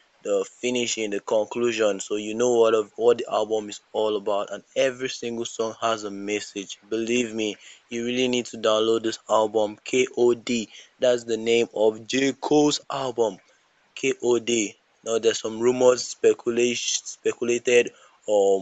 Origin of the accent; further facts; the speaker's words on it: Nigeria; I'm an alien being a Nigerian, because I can't see someone bring out something similar to this in my own place of birth.